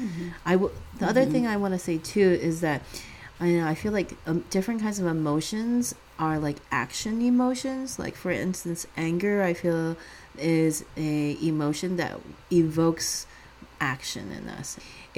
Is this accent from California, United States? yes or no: yes; California, United States; growing up in the Bay Area, I mean, later on living in the Bay Area